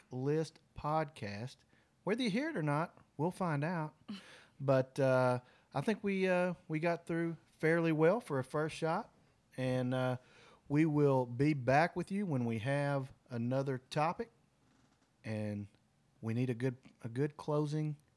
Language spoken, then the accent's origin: English; Arkansas, United States; from Arkansas